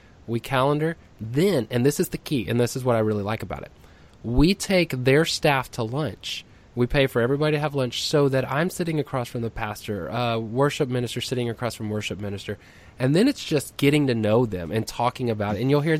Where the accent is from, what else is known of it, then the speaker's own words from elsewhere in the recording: Texas, United States; I'm from Texas